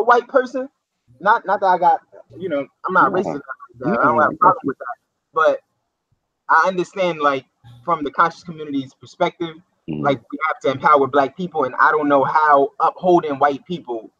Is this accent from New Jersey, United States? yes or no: yes; New Jersey, United States; I'm from Jersey